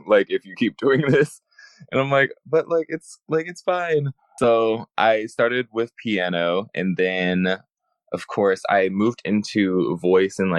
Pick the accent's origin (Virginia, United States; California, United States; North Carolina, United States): California, United States; Los Angeles; also born or lived in Chicago, Illinois; I was raised